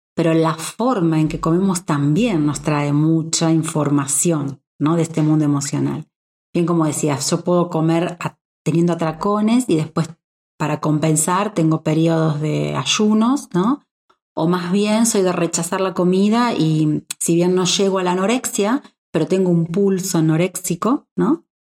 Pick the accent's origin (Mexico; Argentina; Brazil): Argentina; moved away; yo que vengo de un país como Argentina